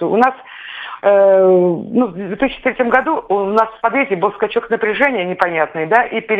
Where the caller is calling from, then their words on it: Tver, Tver Oblast, Russia; А я зови из Твери.